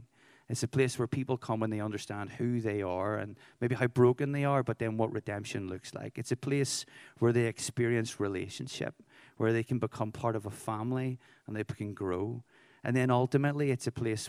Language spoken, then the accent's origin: English; Belfast, Northern Ireland, United Kingdom; I'm from Belfast, Northern Ireland.